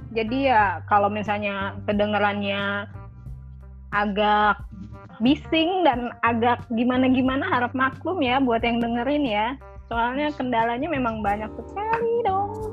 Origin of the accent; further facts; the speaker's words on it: Jakarta, Indonesia; dari Jakarta